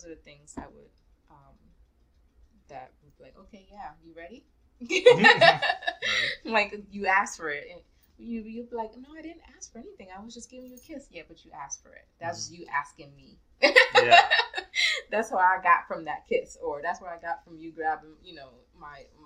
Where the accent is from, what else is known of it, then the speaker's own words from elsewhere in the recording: New York, United States; I grew up in New York